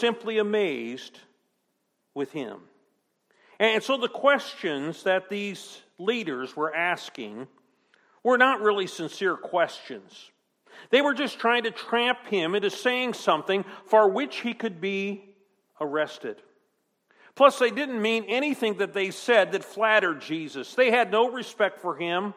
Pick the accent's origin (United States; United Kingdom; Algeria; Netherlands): United States; American citizens